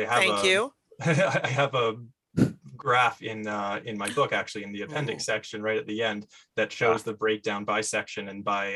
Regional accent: Canada; as a Canadian

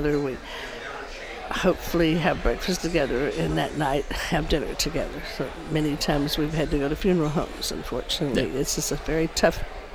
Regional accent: Dalton, Georgia, United States; moved away as an adult; now in California, United States; I grew up in Georgia with a bunch of little boy cousins

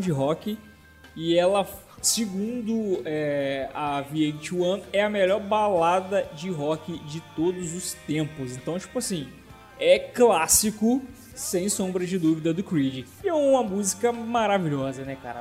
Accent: Minas Gerais, Brazil; now in Brasília, Brazil; eu também sou mineiro

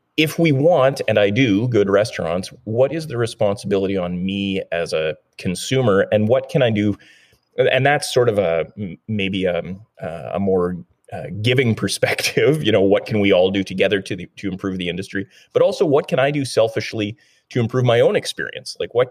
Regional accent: Thunder Bay, Ontario, Canada; now in West Coast, Canada; I grew up in Thunder Bay, Ontario, which is uh, in northwestern Ontario

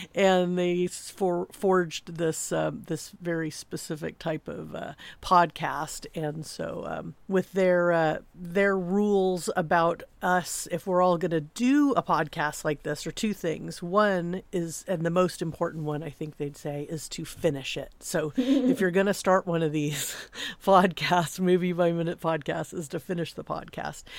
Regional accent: Southern California, United States; I'm from Southern California

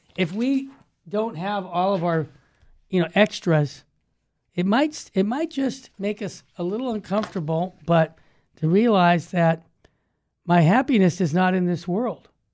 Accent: Los Angeles, California, United States; I'm from Los Angeles

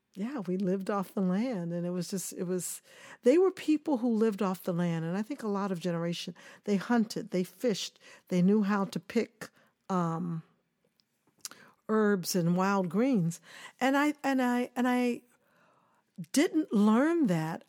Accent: Kansas City, Missouri, United States; moved away; also born or lived in Tallahassee, Florida / New York; I grew up in Kansas City, Missouri

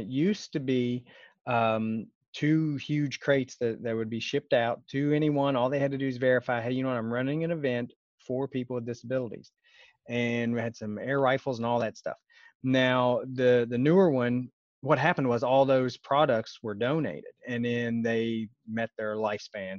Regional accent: West Virginia, United States; I grew up in West Virginia

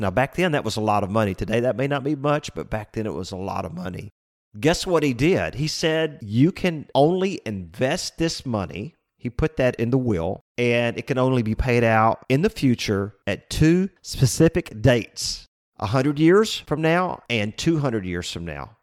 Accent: Lake Jackson, Texas, United States; I grew up in Lake Jackson, and when I was a kid, that was about five or six thousand people

